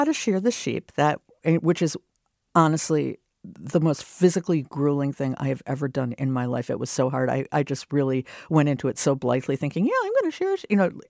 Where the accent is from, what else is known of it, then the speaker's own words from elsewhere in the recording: Minnesota, United States; Also, I'm from Minnesota, so we did that like, as you know, on a field trip.